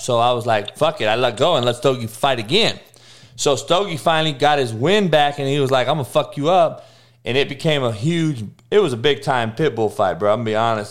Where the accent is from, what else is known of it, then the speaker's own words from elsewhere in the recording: Compton, California, United States; also born or lived in Kansas; growing up in Compton, obviously in the '80s